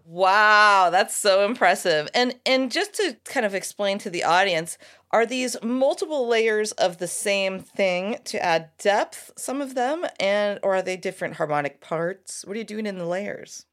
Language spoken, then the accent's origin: English; United States; I'm a couple generations here American, but my mom's Irish family